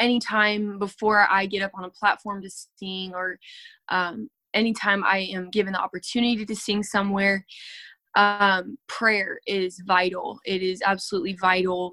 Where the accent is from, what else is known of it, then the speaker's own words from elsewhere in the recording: Lexington Park, Maryland, United States; I am from Lexington Park, Maryland